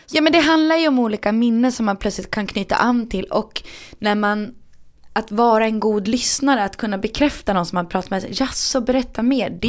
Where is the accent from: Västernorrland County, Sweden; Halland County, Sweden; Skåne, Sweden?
Västernorrland County, Sweden; Härnösand; also born or lived in Rättvik / Sundsvall; now in Stockholm, Sweden; Nej, men jag är från Härnösand. och sen har jag bott i Rättvik och Sundsvall och nu massa år i {S0} Stockholm.